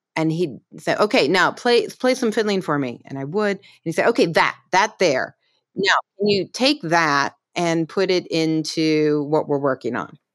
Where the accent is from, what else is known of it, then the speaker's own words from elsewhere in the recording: Pittsburgh, Pennsylvania, United States; I grew up in Pittsburgh